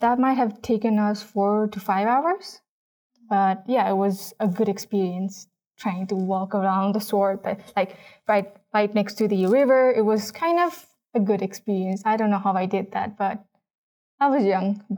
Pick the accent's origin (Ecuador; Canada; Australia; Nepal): Nepal; Dharan, Koshi Province; English is a second language; moved away as an adult; now in Salt Lake City, United States; In Nepal, I was born and raised in a town called Dharan